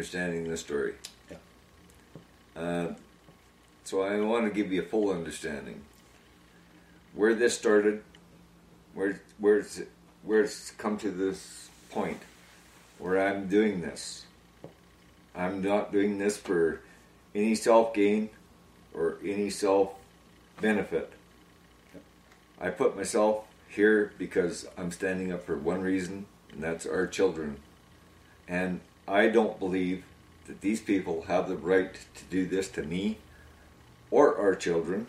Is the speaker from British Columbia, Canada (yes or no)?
yes; Quesnel, British Columbia, Canada; I did grow up on the streets of Quesnel.